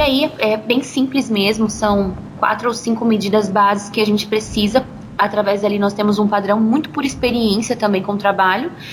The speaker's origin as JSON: {"language": "Portuguese", "town": "Colorado", "country": "Brazil", "tie": "born or raised there", "also_born_or_lived": "São Paulo", "said": "E eu nasci aqui em Colorado, né? Meus pais, é, sempre moraram aqui. Eu nasci, fui criada aqui"}